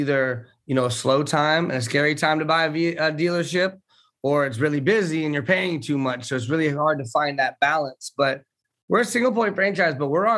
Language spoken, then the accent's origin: English; Tampa, Florida, United States; I was born in Tampa, Florida